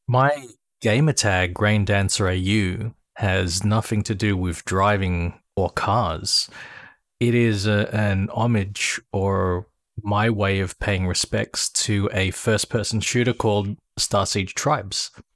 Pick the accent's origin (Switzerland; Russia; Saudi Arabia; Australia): Australia; Sydney, New South Wales; I'm from Sydney, Australia.